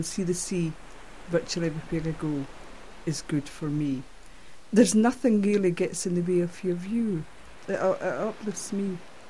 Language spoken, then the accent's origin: English; Edinburgh, Scotland, United Kingdom; moved away as an adult; now in Orkney, United Kingdom; I moved from Edinburgh, where I was born. I moved up here in the October of 1992.